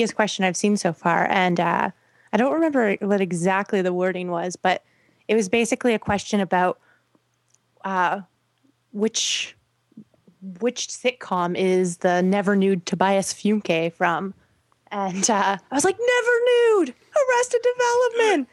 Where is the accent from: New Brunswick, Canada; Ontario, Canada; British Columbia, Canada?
Ontario, Canada; Toronto; also born or lived in Prince Edward Island; I moved back to my city of Toronto